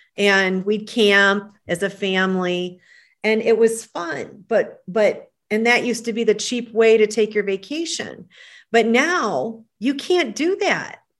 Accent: Michigan, United States; moved away as an adult; now in Carefree, Arizona, United States; I still love my Michigan. Born and raised there.

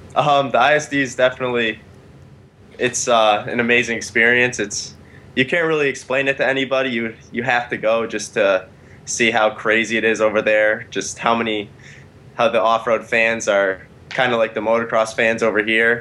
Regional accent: Connecticut, United States; From Connecticut

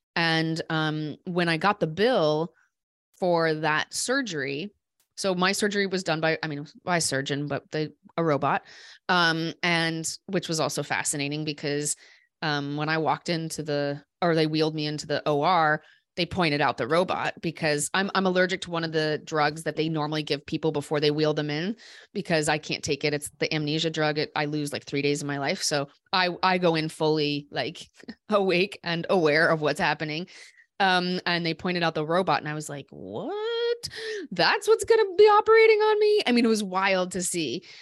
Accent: Des Moines, Iowa, United States; I grew up in Des Moines.

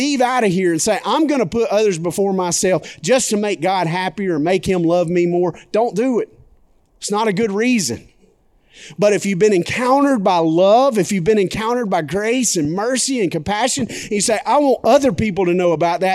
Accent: McCall, Alabama, United States; now in Birmingham, United States; I grew up in McCall, Alabama

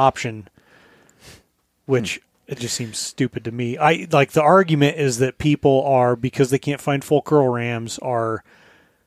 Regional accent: Colorado, United States; now in Alaska, United States; I grew up in Colorado.

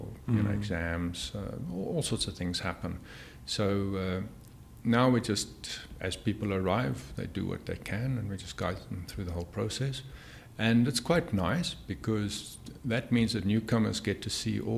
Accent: Cape Town, Western Cape, South Africa; I grew up in Cape Town

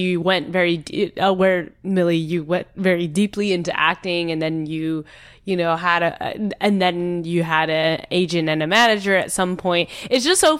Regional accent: San Jose, California, United States; moved away as an adult; also born or lived in Chicago / East Coast / San Francisco; I was born in Chicago, but I grew up in San Jose, California

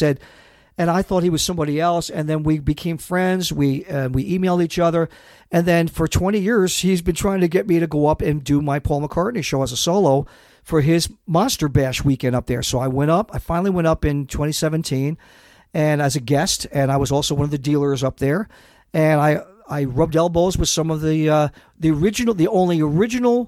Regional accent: upstate New York, United States; I grew up in New York

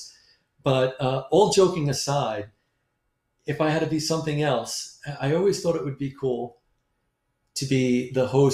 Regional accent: New York, United States; moved away; I'm from New York

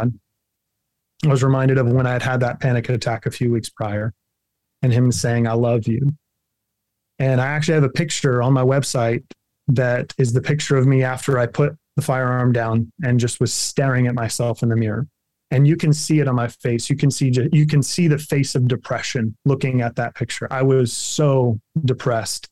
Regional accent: Kansas, United States; I'm a Kansas farm boy at heart

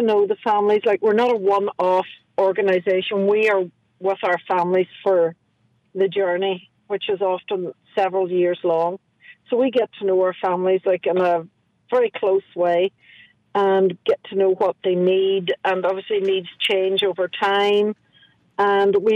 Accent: Carndonagh, Ulster, Ireland; now in New Orleans, United States; I am from Donegal

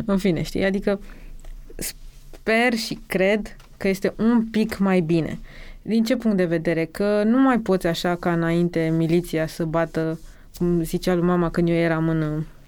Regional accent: Romania; also born or lived in Bucharest; în propria noastră țară, de când ne naștem aici

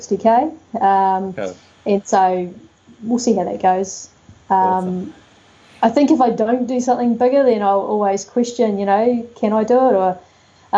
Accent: Dunedin, Otago, New Zealand; now in West Coast, New Zealand; I'm really a Southern girl, and while I'm on the West Coast, I'm from Dunedin

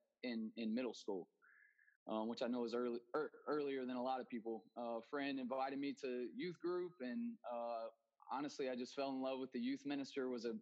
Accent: Denton, Texas, United States; moved away as an adult; now in Dominican Republic; I grew up in Denton, Texas, just north of Dallas.

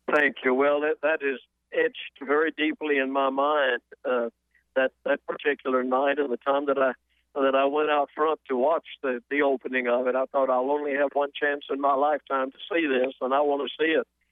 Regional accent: Atlanta, Georgia, United States; moved away as an adult; also born or lived in South Carolina; now in Nashville, United States; I grew up in Atlanta, spent most of my growing up years around there

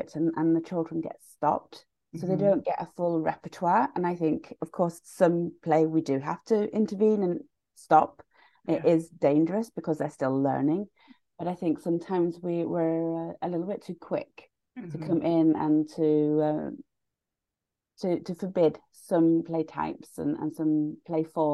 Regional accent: United Kingdom; now in Sweden; I'm originally British

